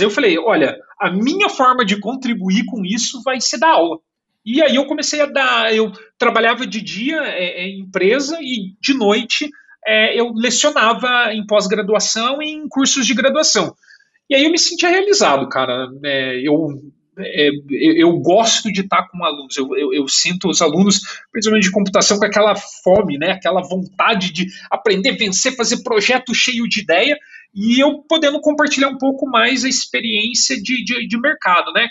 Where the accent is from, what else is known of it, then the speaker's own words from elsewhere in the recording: Curitiba, Paraná, Brazil; moved away as an adult; also born or lived in São Paulo, Brazil / Berlin, Germany; now in Canada; eu nasci em São Paulo, mas cresci em Curitiba